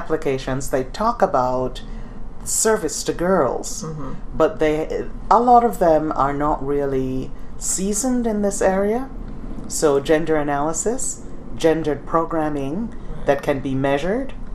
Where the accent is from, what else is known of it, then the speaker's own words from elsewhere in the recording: Jamaica; now in United States; I come from Jamaica